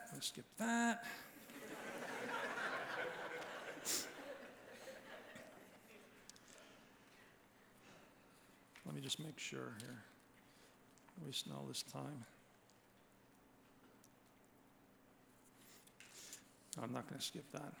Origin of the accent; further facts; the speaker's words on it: Georgetown, Ontario, Canada; Growing up in Georgetown, it was a very WASPy community.